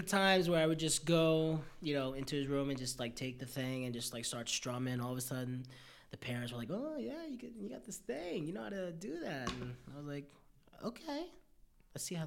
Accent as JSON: {"language": "English", "town": "New York City", "region": "New York", "country": "United States", "tie": "born or raised there", "said": "I came out the womb on Upper East Side"}